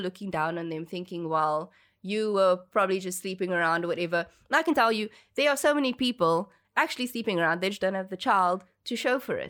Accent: Cape Town, Western Cape, South Africa; born and bred in Cape Town.

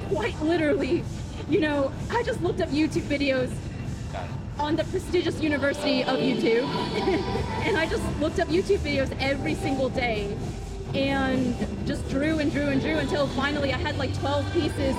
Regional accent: the American South, Georgia, United States; growing up in the American South, you know, basically, there's not a lot of Buddhists

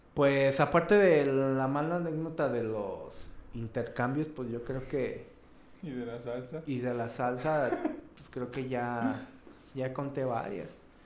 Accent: León, Guanajuato, Mexico; accent: cantadito; Aquí en León dicen, que hablamos cantadito

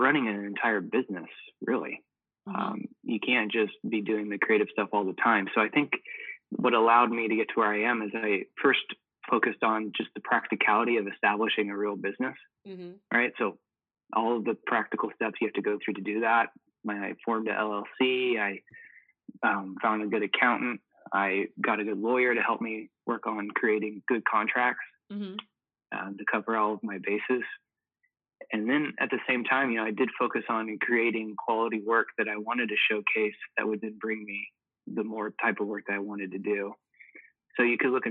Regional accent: Kansas City, Missouri, United States; now in Norfolk, United States; I was born in Kansas City, where I was raised to love barbecue and sports

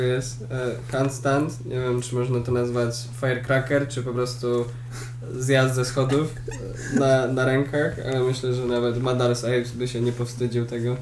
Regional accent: Poland; Jestem z Polski.

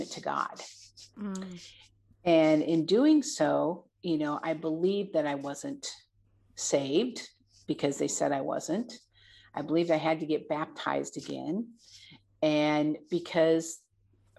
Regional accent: Michigan, United States; moved away as an adult; also born or lived in Montana; returning back to my home state of Michigan

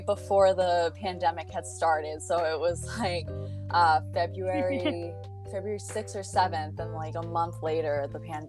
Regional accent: Boston, Massachusetts, United States; I am a journalist from Boston, Massachusetts

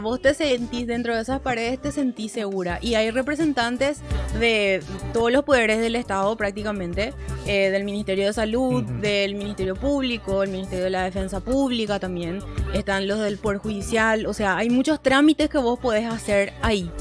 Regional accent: Paraguay; accent: Paraguayan; nuestra tonada se escuchaba como japonés

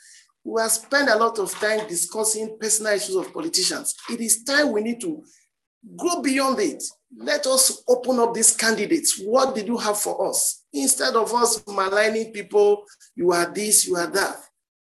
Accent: Nigeria; It is our time as Nigerian citizens

